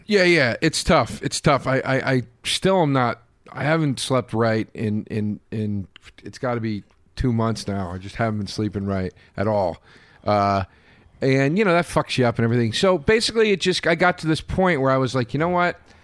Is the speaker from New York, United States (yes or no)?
no; Pennsylvania, United States; moved away; I did some gig in Pennsylvania, near, right near my hometown